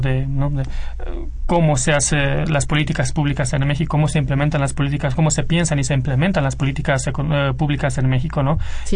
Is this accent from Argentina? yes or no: no; Romania; moved away; Yo vengo de Rumanía y sí conozco muy bien la realidad económica de Rumanía de los años 90